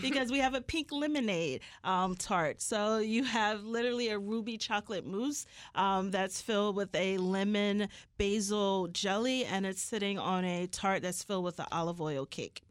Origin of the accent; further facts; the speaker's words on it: Philadelphia, Pennsylvania, United States; I'm from Philadelphia